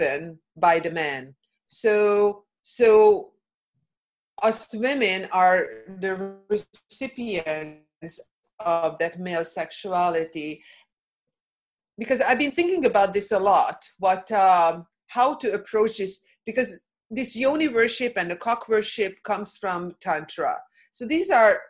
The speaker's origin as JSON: {"language": "English", "country": "Hungary", "moved": "yes", "said": "I come from Hungary. I come from a communist background"}